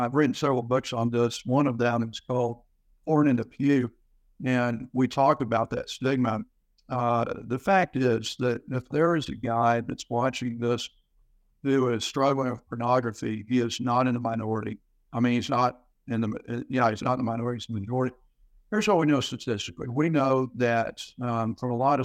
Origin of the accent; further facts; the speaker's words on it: Houston, Texas, United States; Came from Houston, was born there, raised there